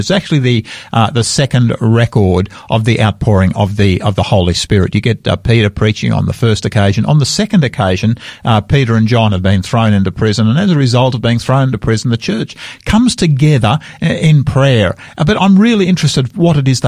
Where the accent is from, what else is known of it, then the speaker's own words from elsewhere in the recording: Australia; I am so proud of being an Australian